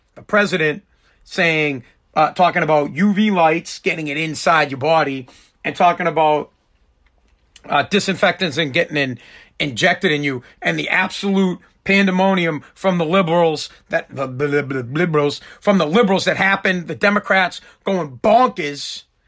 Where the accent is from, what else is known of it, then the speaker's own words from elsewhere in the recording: Boston, Massachusetts, United States; also born or lived in Revere, Massachusetts; I'm from Boston, right outside of Boston. I live in Revere